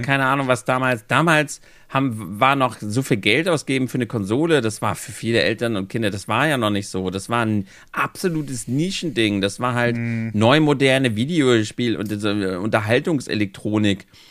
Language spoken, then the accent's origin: German; Germany; bei uns in Deutschland